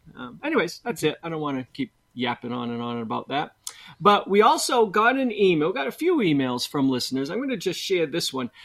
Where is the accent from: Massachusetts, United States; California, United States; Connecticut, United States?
Massachusetts, United States; Boston; I'm from Boston